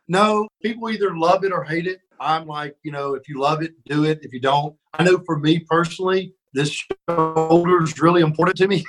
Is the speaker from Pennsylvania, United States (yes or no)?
no; Birmingham, Alabama, United States; I'm from Alabama, and you know, grew up when I was real little. We were far out in the country, and then as I got older, we lived more in Birmingham. So I kind of grew up in in the city